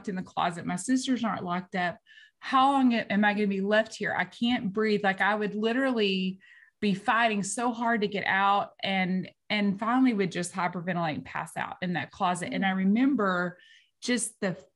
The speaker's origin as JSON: {"language": "English", "town": "Martins Mill", "region": "Texas", "country": "United States", "said": "I'm from Martins Mill, Texas. All right. We don't even have a population sign where I'm from. Like, it's like small town girl"}